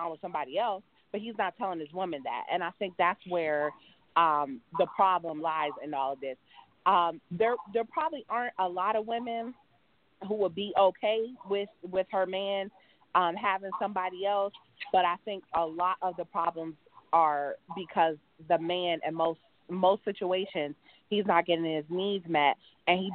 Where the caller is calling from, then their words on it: Cleveland, Ohio, United States; I'm calling from Cleveland